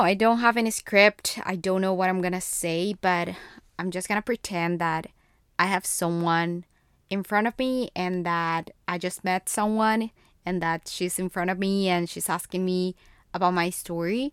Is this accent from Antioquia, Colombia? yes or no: no; Bogotá, Colombia; first language Spanish; English is a second language; moved away as an adult; I was born and raised in Bogotá, Colombia